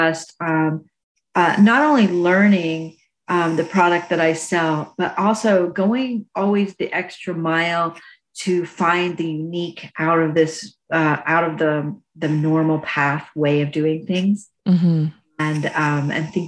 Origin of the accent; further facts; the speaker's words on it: United States; also born or lived in Indiana / Alabama; I grew up in Indiana and Alabama, and that's all I knew.